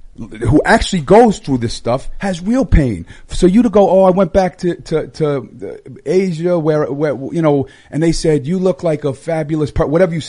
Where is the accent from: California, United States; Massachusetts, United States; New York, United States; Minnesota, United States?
New York, United States; Long Island, Suffolk County; I'm from Long Island. Suffolk